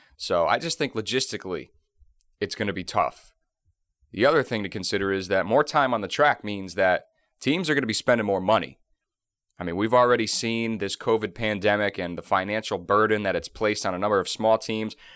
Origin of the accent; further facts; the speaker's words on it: Northeast, United States; I'm from the Northeast